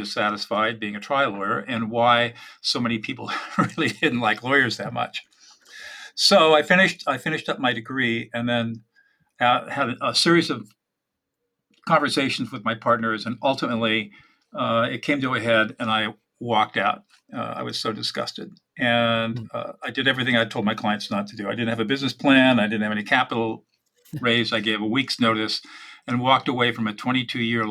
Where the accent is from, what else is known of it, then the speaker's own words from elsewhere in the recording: San Marino, California, United States; also born or lived in Sacramento, California / Dartmouth College, New Hampshire; now in Central California, United States; I grew up in Southern California, up in San Marino